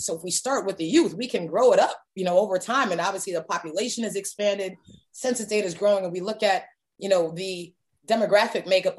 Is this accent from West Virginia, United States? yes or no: no; Miami, Florida, United States; now in Atlanta, United States; I'm from Miami. I now have a daughter that was born here in Atlanta.